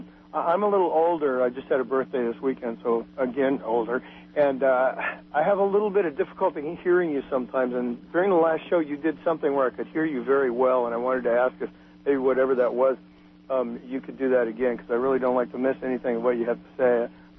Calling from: Fort Bragg, California, United States; Hi, yes, I'm calling from Fort Bragg, where it's supposed to get down to 32 later tonight.

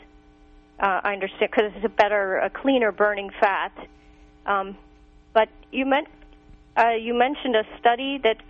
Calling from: New York, United States; Hi, this is … from New York.

